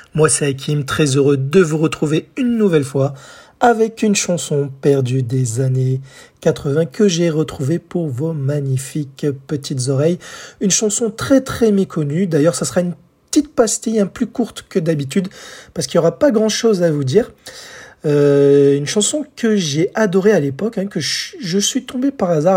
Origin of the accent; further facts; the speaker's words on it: France; chez nous en France